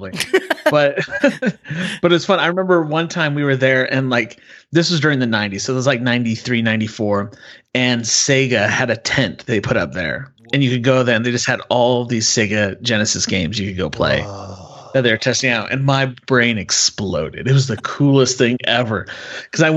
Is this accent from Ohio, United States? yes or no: no; Utah, United States; moved away; I grew up in Utah